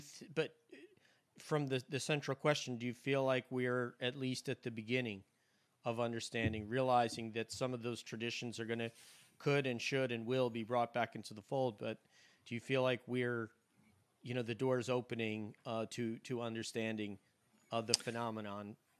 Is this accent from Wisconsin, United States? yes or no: no; New York, United States; now in Florida, United States; my hometown in New York